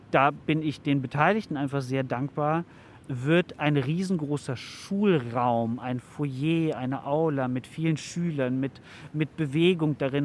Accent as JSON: {"language": "German", "country": "Germany", "said": "Bei uns in Deutschland"}